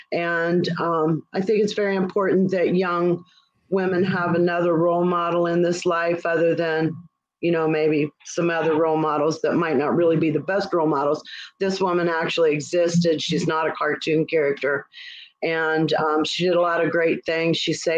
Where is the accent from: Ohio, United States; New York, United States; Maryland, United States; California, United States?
Ohio, United States; now in Florida, United States; I'm from Ohio, and now I live in Florida.